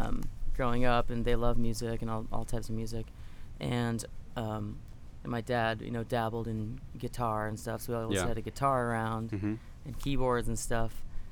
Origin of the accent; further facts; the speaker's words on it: Belmont, Massachusetts, United States; now in Los Angeles, United States; I grew up in Belmont, Massachusetts.